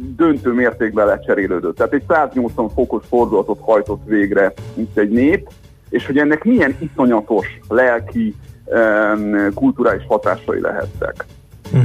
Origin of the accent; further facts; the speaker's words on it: Great Hungarian Plain, Hungary; magam is alföldi vagyok